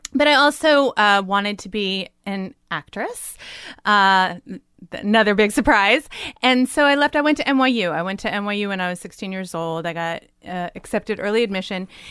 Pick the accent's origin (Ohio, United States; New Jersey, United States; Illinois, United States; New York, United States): New Jersey, United States; Livingston; moved away; I grew up in Jersey.